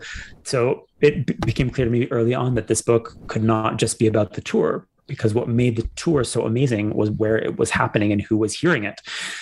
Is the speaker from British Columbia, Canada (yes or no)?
no; Toronto, Ontario, Canada; now in Israel; by virtue of having grown up in Canada, although I grew up in a less cool city than Leonard Cohen. He's from Montreal and I'm from Toronto, which is a very lame city compared to Montreal.